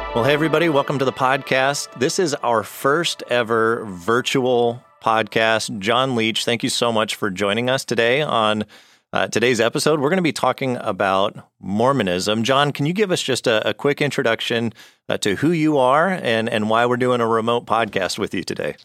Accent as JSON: {"language": "English", "region": "Arizona", "country": "United States", "tie": "born or raised there", "said": "I grew up in Arizona"}